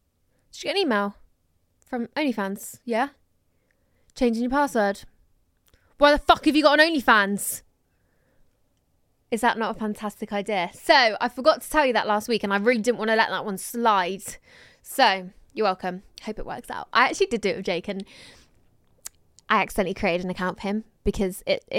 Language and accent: English; Croydon, London, United Kingdom; I'm from Croydon and I'm 19.